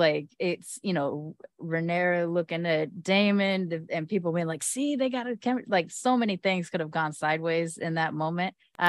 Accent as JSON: {"language": "English", "country": "United Kingdom", "said": "I'm British. Or at least partially."}